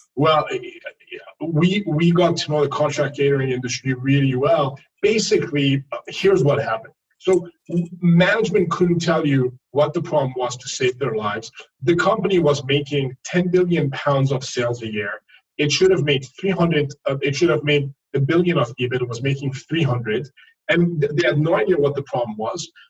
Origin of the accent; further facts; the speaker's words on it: France; first language French; English is a second language; now in New York, United States; I grew up in France. Uh, my my uh, I learned to speak French way before I learned to speak English